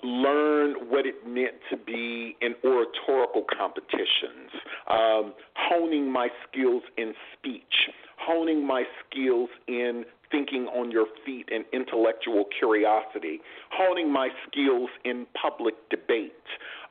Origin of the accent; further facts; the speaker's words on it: the American South, United States; particularly growing up in the American South, there are three kind of clear issues that I would say that have shaped my life.